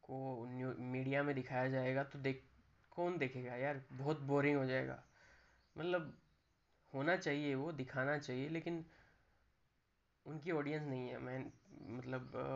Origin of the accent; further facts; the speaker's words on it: Rajasthan, India; जैसे देखता हूँ मैं राजस्थान से हूँ